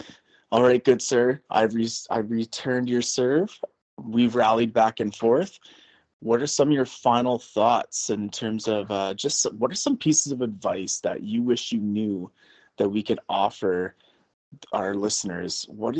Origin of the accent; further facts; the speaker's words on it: Canada; Definitely want to give her this type of experience that I had growing up in Canada with sport, with activities, with the outdoors, with the wilderness.